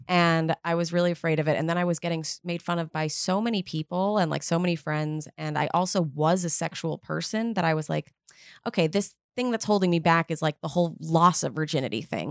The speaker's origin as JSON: {"language": "English", "town": "New York City", "region": "New York", "country": "United States", "tie": "born or raised there", "said": "I grew up in Manhattan"}